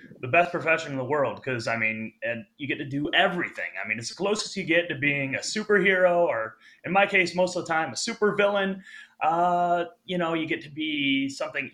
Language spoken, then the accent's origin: English; Riverview, Michigan, United States; I went to Gabriel Richard High School. It's in Riverview, Michigan.